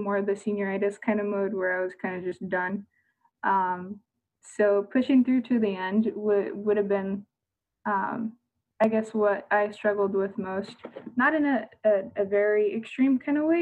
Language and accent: English; Japan; also born or lived in Tokyo, Japan / Okinawa, Japan; now in Norfolk, United States; I was born and raised in Tokyo and Okinawa